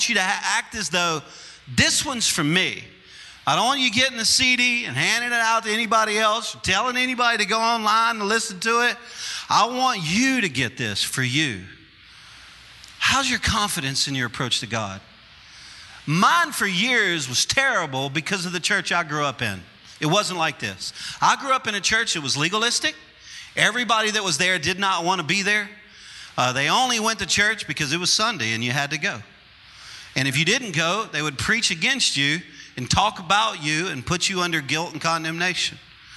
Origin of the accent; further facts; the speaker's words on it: Louisiana, United States; I'm a Cajun, and I'm from Louisiana